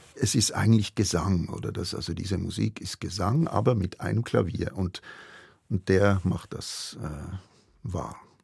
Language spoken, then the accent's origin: German; Münchenstein, Basel-Landschaft, Switzerland; Ich komme aus Münchenstein, auch das ist von hier um die Ecke